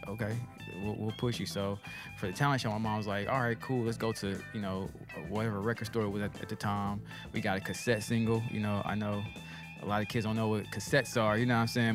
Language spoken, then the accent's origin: English; Nashville, Tennessee, United States; also born or lived in Memphis, Tennessee; I'm from Nashville originally